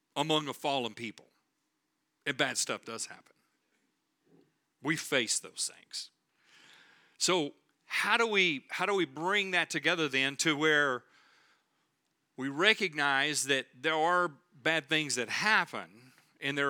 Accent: Texas, United States; we're from Texas

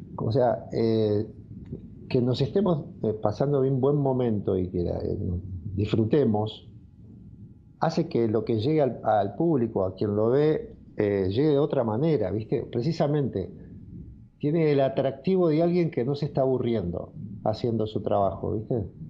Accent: Carapachay, Buenos Aires Province, Argentina; Yo nací en Carapachay, en donde en este momento estoy transmitiendo

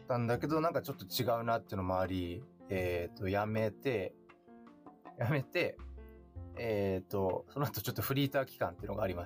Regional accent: Tokyo, Japan; 津で生まれて仙けに引っ越して谷中で遊んでたってい

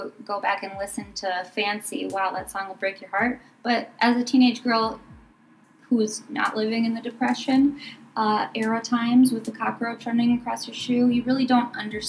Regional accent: Wisconsin, United States; I grew up in Wisconsin.

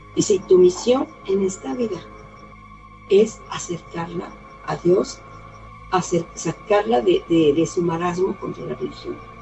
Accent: Aguascalientes, Mexico; Soy de Aguascalientes, México

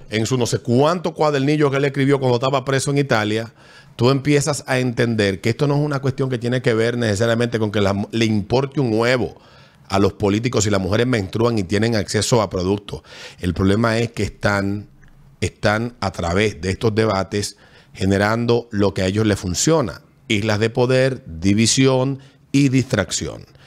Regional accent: Panama; Yo crecí en Barrio Tigre, en la escuela España

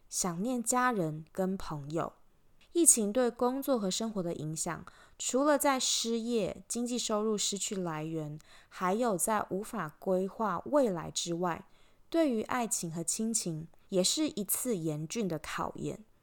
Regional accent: Taiwan; moved away as an adult; also born or lived in Switzerland / Belgium; now in Australia; 从十九岁离开台湾以后，不管我人在哪里，国际的脚步走到哪里，我永远记得我来自台湾。不管我以前在瑞士读书，在比利时工作，还是现在旅居澳洲，都是一样的

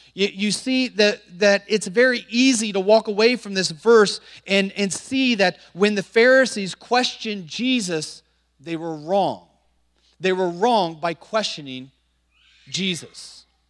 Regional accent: Montpelier, Indiana, United States; moved away as an adult; now in China; Most people have never heard of a little small town in northern Indiana called Montpelier, Indiana.

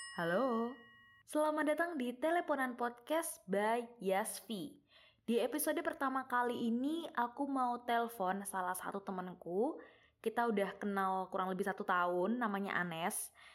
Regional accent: Purworejo, Central Java, Indonesia; aku sebagai orang Purworejo

